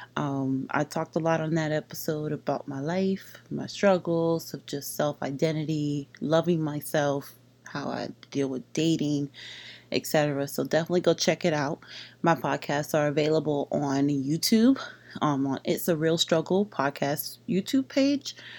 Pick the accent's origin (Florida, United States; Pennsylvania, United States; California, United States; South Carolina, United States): Florida, United States; Palm Beach; growing up in Palm Beach, there is a lot of Caribbean people here